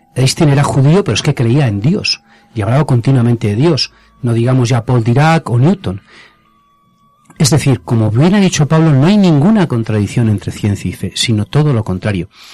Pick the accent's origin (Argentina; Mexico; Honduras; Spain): Spain; Torrecilla de la Orden, Castile and León; en mi pueblo, en Torrecilla la Orden, en Valladolid